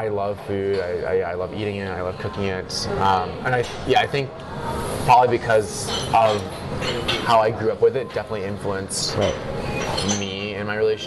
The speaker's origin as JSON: {"language": "English", "town": "Rochester", "region": "New York", "country": "United States", "tie": "born or raised there", "also_born_or_lived": "Taiwan", "moved": "as an adult"}